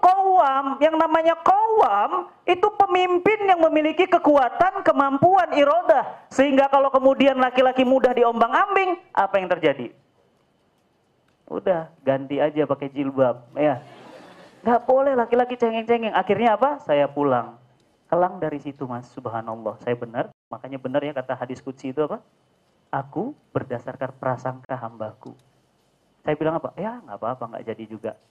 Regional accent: Medan, North Sumatra, Indonesia; Saya lahir dan besar di Medan, ya, bapak Sunda, ibu Jawa.

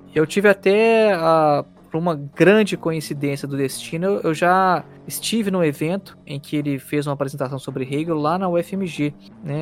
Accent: Belo Horizonte, Minas Gerais, Brazil; now in Nuremberg, Germany; do Brasil, sou de Belo Horizonte

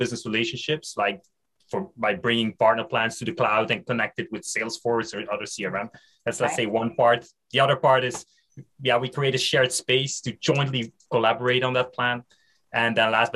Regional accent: Belgium; English is a second language; Bilingual, I speak French and Dutch. I come from Belgium

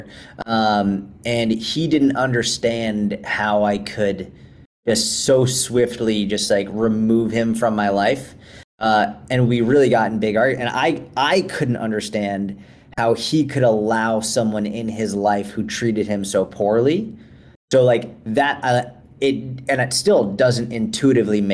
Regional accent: Boston, Massachusetts, United States; moved away as an adult; also born or lived in Israel / Tel Aviv / New York City; now in Dallas, United States; Actually, I grew up in Boston

